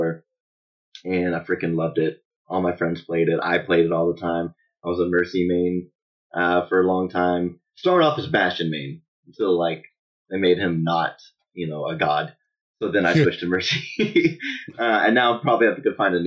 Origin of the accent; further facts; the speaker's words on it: Nashville, Tennessee, United States; I grew up in Nashville, Tennessee, and I enlisted in the U.S. Army in 2011